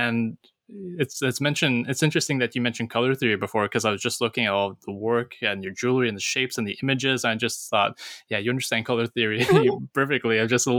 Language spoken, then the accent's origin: English; East Coast, United States; because I'm from the East Coast, you know, painted sand dollars